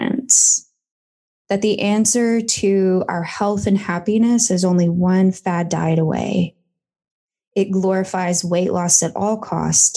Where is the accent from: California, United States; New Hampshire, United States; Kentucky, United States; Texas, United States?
Kentucky, United States; now in Melbourne, Australia; I'm from Kentucky originally